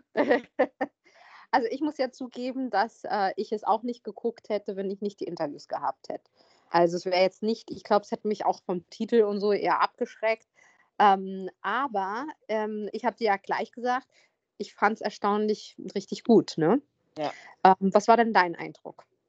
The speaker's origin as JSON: {"language": "German", "region": "Hesse", "country": "Germany", "tie": "born or raised there", "said": "ich bin auch in Hessen zur Schule gegangen"}